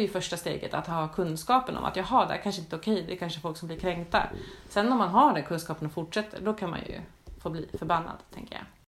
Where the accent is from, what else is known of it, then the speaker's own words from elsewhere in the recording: Sweden; nu är jag kanske inte från den mest förfördelade delen av världen, men att som svensk